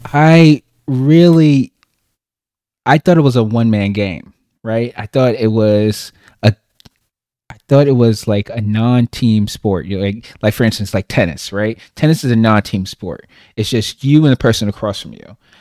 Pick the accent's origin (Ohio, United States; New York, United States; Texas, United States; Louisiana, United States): New York, United States; New York City; moved away as an adult; now in Charlotte, United States; I'm originally from Brooklyn, New York, born and raised.